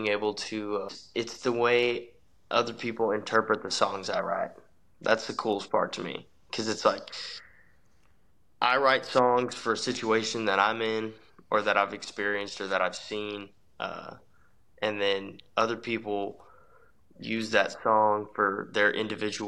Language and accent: English; Midland, Texas, United States; I'm originally from Midland, Texas. So I'm a country singer out of West Texas.